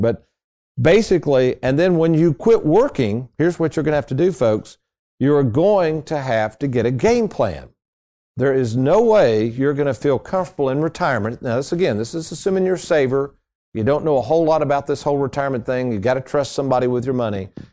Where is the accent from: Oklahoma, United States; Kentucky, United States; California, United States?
Kentucky, United States; Lexington; when I grew up in Lexington, we had a Ponderosa Steakhouse